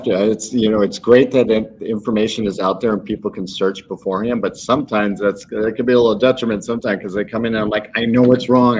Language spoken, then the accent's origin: English; the Midwest, Illinois, United States; now in Naples, United States; I'm originally from the Midwest and up by Chicago